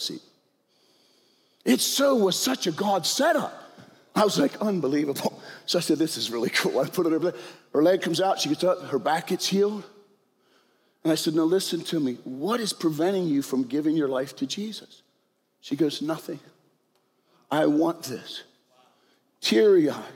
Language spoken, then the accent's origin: English; York, Pennsylvania, United States; We're all from York, PA